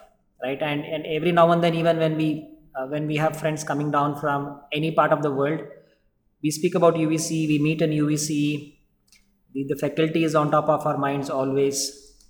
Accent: Bangalore, Karnataka, India; I'm a Bangalorean, born and brought up in Bangalore

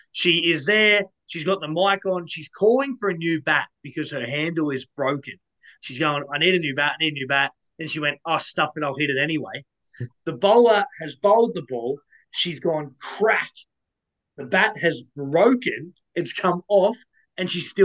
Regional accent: Australia; one of my favourite bowlers as an Australian

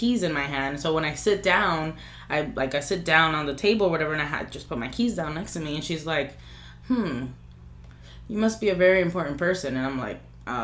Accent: New York City, New York, United States; I'm from Washington Heights. I love my fucking place

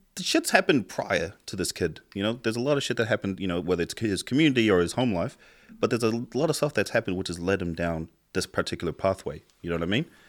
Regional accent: Tonga; now in New Zealand; I grew up in Tonga, so I got my ass kicked from the first day I went to school to the very fucking last day I left school

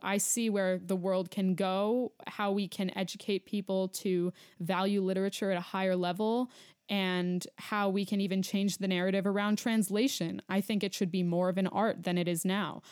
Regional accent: New York, United States; moved away as an adult; now in Denver, United States; I'm a New Yorker, born and raised

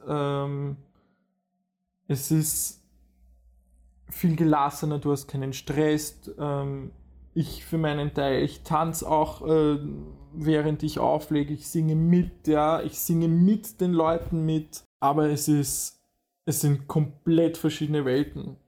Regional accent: Vienna, Austria; bei uns in Wien

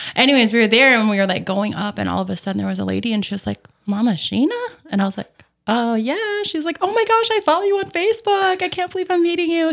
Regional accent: Bemidji, Minnesota, United States; moved away as an adult; also born or lived in Saranac Lake, New York; now in Fergus Falls, United States; I grew up in Bemidji, Minnesota.

